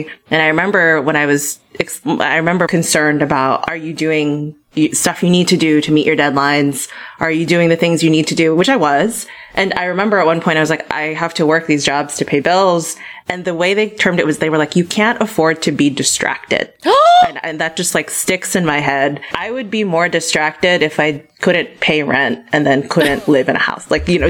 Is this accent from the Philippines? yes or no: yes; Philippines; when they first find out I'm Filipina or that I study the Philippines